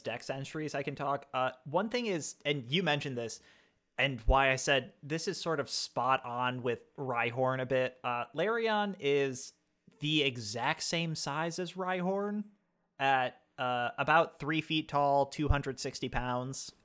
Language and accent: English; United States; I am American